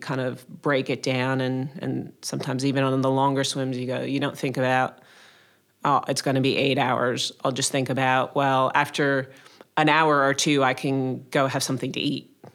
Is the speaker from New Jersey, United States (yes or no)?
no; Connecticut, United States; moved away as an adult; also born or lived in Maryland / Boston; now in Sydney, Australia; I grew up in, uh, Connecticut in the States, uh, which is a small state next to New York